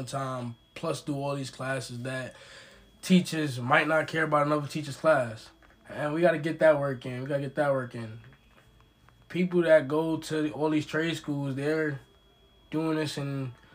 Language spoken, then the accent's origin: English; New York City, New York, United States; I'm from Brooklyn, New York, which I would say again, I'm from a hood where people are struggling still